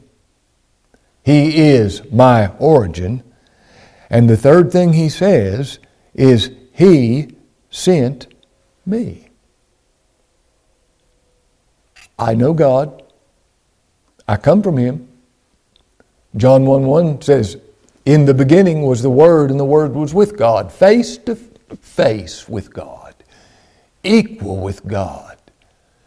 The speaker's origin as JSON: {"language": "English", "town": "Ashland", "region": "Kentucky", "country": "United States", "said": "I was born in Ashland, Kentucky in 1959 in the King's Daughters Hospital. I'm from Ashland"}